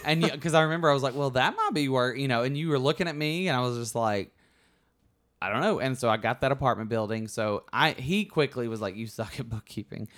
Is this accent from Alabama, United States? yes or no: yes; Alabama, United States; moved away as an adult; also born or lived in New York; now in Los Angeles, United States; I grew up in Alabama.